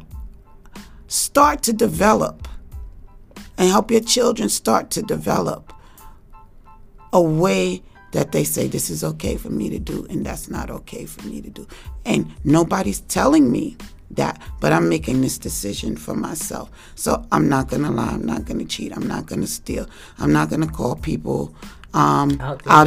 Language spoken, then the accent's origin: English; New York City, New York, United States; I grew up in Harlem, 140th Street and 7th Avenue.